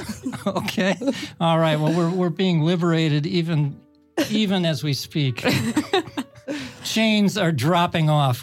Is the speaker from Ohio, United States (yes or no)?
yes; Cleveland, Ohio, United States; us from Cleveland